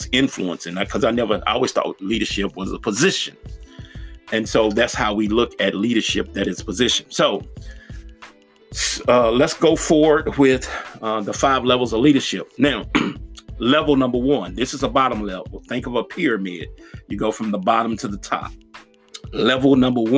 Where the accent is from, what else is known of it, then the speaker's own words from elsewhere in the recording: Nashville, Tennessee, United States; my hometown. I'm from Nashville, Tennessee